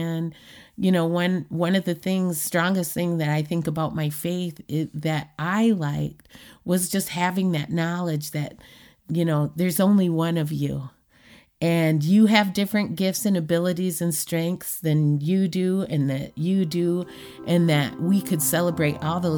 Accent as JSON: {"language": "English", "region": "Washington", "country": "United States", "tie": "born or raised there", "also_born_or_lived": "Clark County, United States", "said": "But when I wasn't growing up in Clark County, I was growing up on the reservation in Washington State, on the Macaw Reservation in Nia Bay, in Tohola and Queets, the Quinault Reservations."}